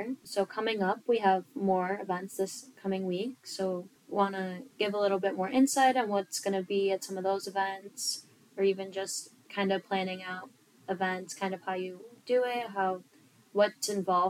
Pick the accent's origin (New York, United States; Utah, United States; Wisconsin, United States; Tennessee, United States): New York, United States; Lancaster; I am from Lancaster, New York, and I am a second year in the nursing program.